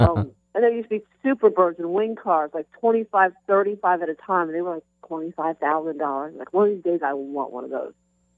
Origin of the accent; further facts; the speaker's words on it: Columbus, Ohio, United States; Columbus, Ohio.